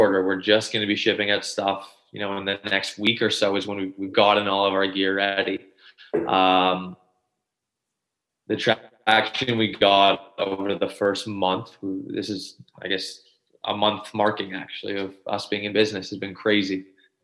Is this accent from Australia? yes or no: no; Canada; I'm 24 years old, and I'm from Canada.